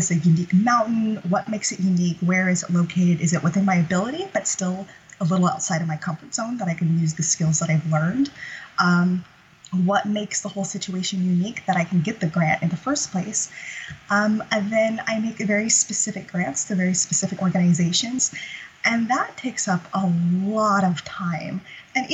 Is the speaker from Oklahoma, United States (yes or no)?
no; Central California, United States; I grew up in Central California, and I grew up in such a small town of, you know, a population of fewer than 200 people